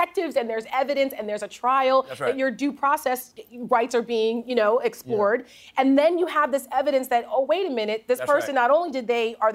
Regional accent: New Jersey, United States; I'm from Jersey.

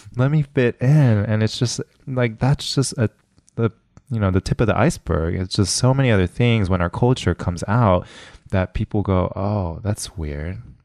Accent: West Covina, California, United States; my hometown of West Covina

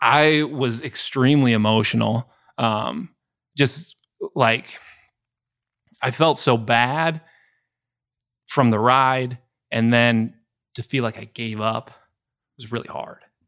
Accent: Wisconsin, United States; Ezra and I are both born and raised in Wisconsin, so we bleed Packer green and gold

